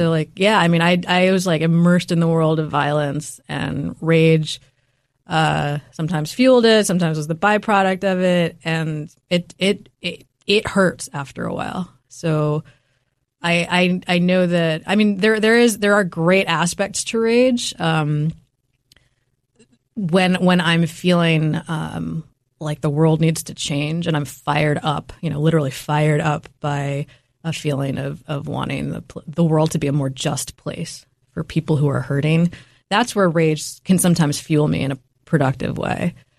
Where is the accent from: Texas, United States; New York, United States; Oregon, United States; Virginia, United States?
New York, United States; New York City; having tiger mom and tiger dad putting a lot of pressure on me when I was growing up in New York City, again, very fast-paced environment.